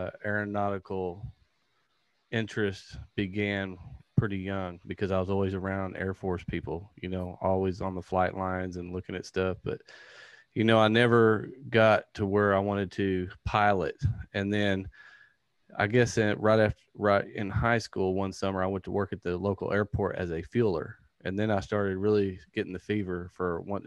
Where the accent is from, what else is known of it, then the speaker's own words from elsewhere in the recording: Texarkana, United States; I'm from Texarkana